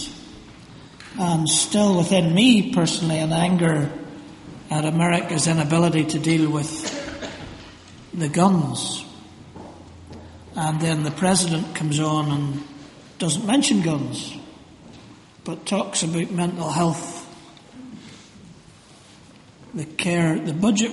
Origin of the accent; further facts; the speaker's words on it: Northern Ireland, United Kingdom; I grew up in Northern Ireland